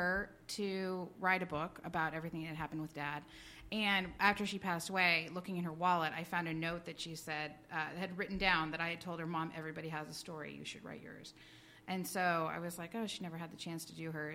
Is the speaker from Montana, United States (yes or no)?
yes; Montana, United States; my childhood growing up in Montana.